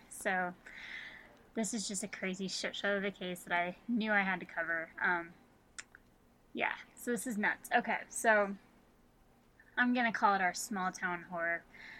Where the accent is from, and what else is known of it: Wichita area, Kansas, United States; born or raised there